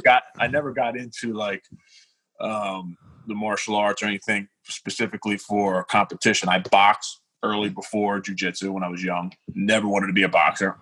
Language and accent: English; Philadelphia, Pennsylvania, United States; I grew up in South Philly